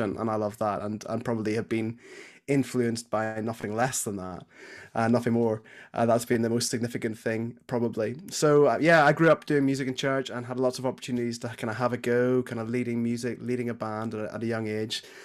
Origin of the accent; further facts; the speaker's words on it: Belfast, Northern Ireland, United Kingdom; moved away as an adult; now in Nottingham, United Kingdom; So I grew up in Belfast, uh, Northern Ireland. Mum and dad are still back home there. Uh, yeah, so I spent the first eighteen years of my life there.